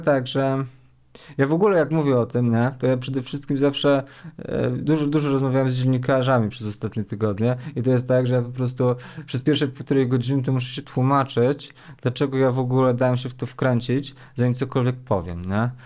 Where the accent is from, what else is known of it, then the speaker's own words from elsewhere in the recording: Łomianki, Masovian Voivodeship, Poland; ja jestem z Łomianek